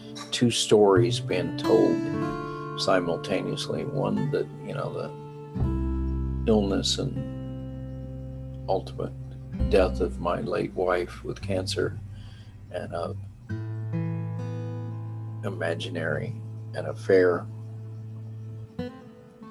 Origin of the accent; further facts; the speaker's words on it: Texas, United States; being a Texan